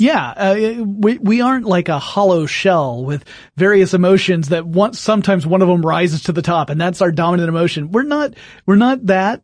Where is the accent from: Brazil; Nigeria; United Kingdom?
United Kingdom; England; being English